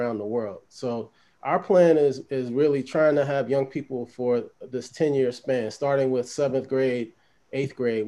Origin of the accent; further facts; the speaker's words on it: Baltimore, Maryland, United States; I grew up in Baltimore